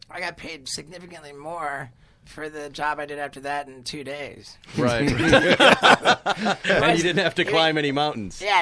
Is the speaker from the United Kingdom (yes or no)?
yes; England, United Kingdom; I grew up mostly in England